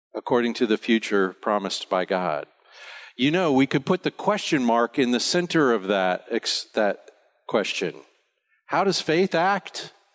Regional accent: United States; now in Bonaire; I'm an American

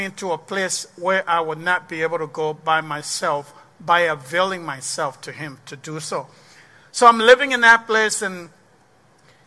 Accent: Liberia; also born or lived in Ghana / Ivory Coast; now in Waterloo, United States; So the war started, and then I left Liberia in the 90s

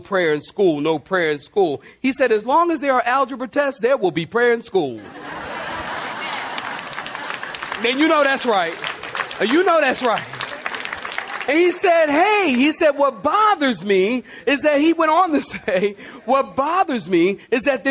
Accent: United States; I am patriotic. I love the U.S. of A.

